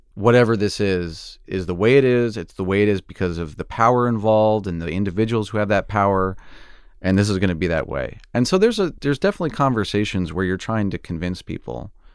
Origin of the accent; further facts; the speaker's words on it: Oklahoma, United States; moved away; I wanted to be a tornado chaser growing up in Oklahoma